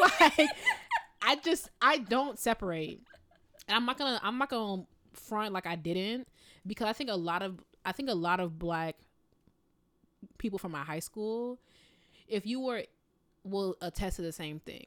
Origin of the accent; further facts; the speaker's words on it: Midwest, United States; I'm from the Midwest. So in the Midwest, like, you look at people, you smile